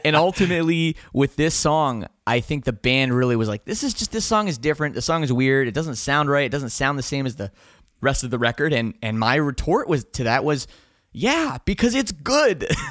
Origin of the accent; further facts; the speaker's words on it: Canada; we're from Canada